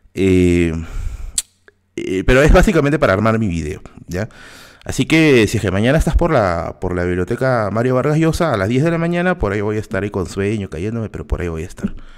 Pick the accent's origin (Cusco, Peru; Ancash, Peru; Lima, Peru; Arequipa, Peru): Lima, Peru; yo no paso como limeño